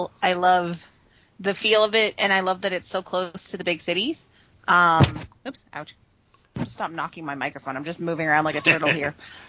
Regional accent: Prince George, British Columbia, Canada; also born or lived in Manitoba; So I was born in Prince Rupert, BC. And then my mom, when I was three, we moved to Manitoba.

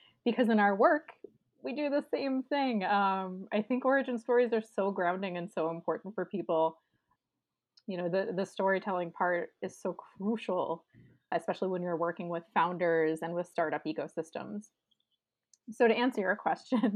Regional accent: Pittsburgh, Pennsylvania, United States; I am a born Yinzer in Pittsburgh

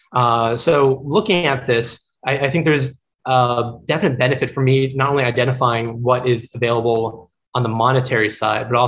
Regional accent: Gulf Coast of Florida, United States; also born or lived in New York City, United States; growing up on the Gulf Coast of Florida

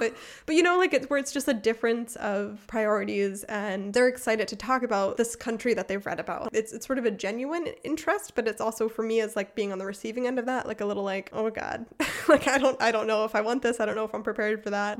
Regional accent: United States; now in Germany; I'm from America

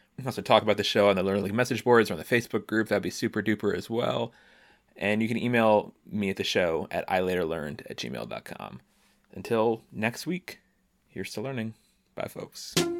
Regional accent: United States

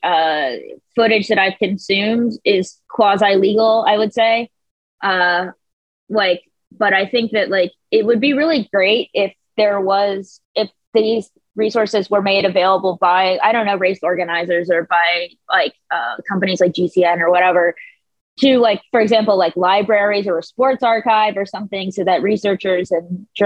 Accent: United States; being American

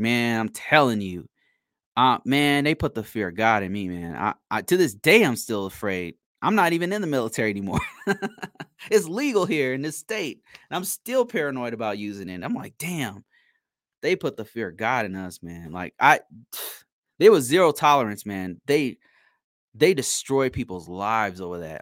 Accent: United States; I'm American and I'm black

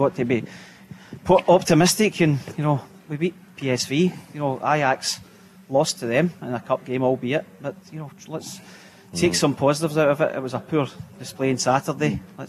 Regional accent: Garrion Bridge near Larkhall, Scotland, United Kingdom; Gary and Bridge near Lark Hall.

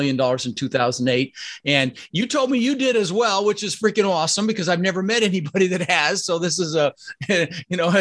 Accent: Denver, Colorado, United States; also born or lived in Netherlands; I immigrated to this country when I was 6 years old with my brother Albert and my mother's Vantje. I was born in the Netherlands, Holland, you know, think wooden shoes and windmills. And we ended up in Denver, Colorado

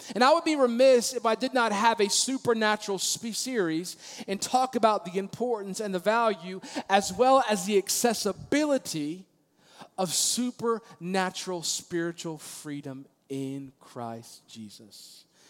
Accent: Maryland, United States; moved away; also born or lived in Virginia Beach, Virginia; I grew up in Maryland

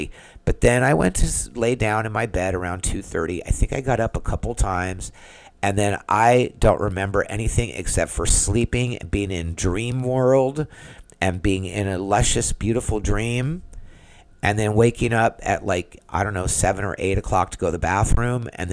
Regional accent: San Diego, California, United States; moved away as an adult; now in Orlando, United States; I'm from San Diego

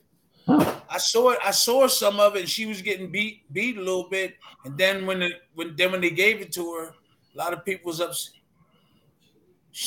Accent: Philadelphia, Pennsylvania, United States; I came from Philly

